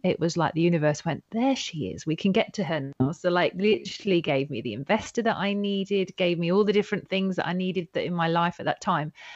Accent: Yorkshire and the Humber, United Kingdom; also born or lived in Devon; when I got to the north of England

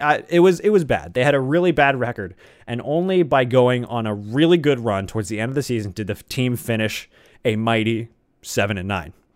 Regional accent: Atlanta, Georgia, United States; I'm from Atlanta

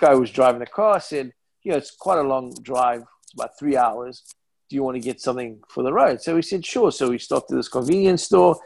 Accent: Cape Town, Western Cape, South Africa; moved away as an adult; also born or lived in New York / Massachusetts; now in United States; Cape Town, South Africa, in my hometown

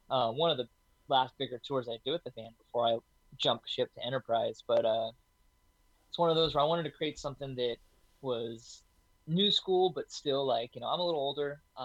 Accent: the Northwest, Pacific Northwest, United States; from the Northwest

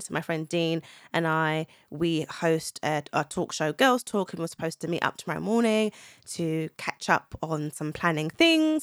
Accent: Zimbabwe; I'm from Zimbabwe. I'm Southern African, so Z-, Zimbabwean

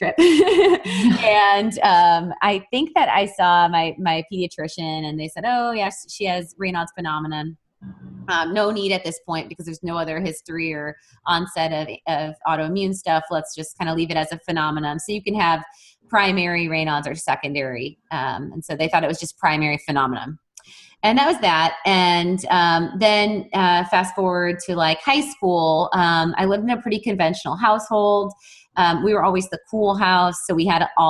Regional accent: Wisconsin, United States; I'm from Wisconsin and a cold environment

